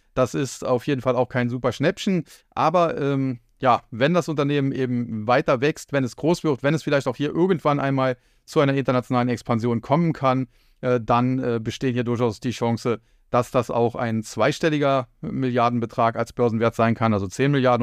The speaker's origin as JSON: {"language": "German", "country": "Germany"}